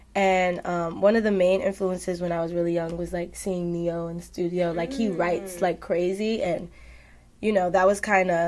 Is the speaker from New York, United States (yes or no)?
yes; New York City, New York, United States; I'm from Harlem, New York.